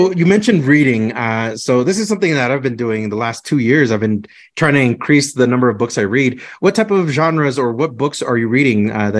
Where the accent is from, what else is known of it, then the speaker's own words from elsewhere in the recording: Clovis, New Mexico, United States; now in Fort Collins, United States; I was from New Mexico, over from the Clovis Portales area. My mom still lives over there, and it takes about 12 hours to drive from Fort Collins all the way to Clovis, New Mexico. And I tell my friends here in Fort Collins, like, oh, I'm from Clovis